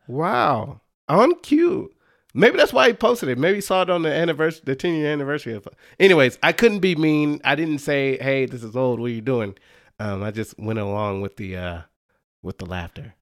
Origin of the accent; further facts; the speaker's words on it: Dallas, Texas, United States; I grew up in the Dallas area